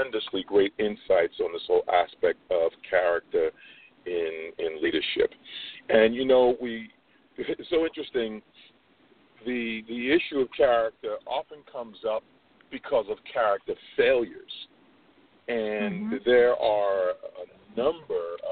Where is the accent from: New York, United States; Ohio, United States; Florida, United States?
New York, United States; New York City; I'm born and bred in New York, Brooklyn, New York